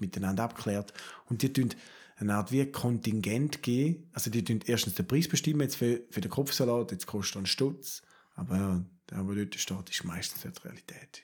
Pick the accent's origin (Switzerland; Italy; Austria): Switzerland; Da sind wir Schweizer